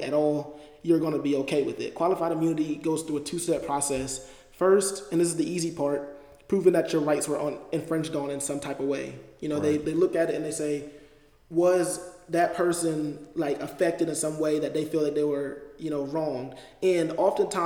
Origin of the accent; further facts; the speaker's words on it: Delaware, United States; moved away; I'm from Delaware